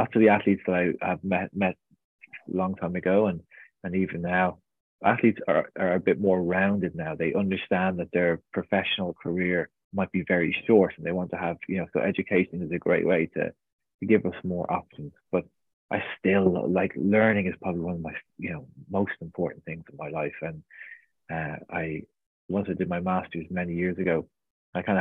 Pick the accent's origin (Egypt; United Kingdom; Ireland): Ireland; Portmarnock, Leinster; I was born and raised in North County Dublin on the beach there in Portmarnock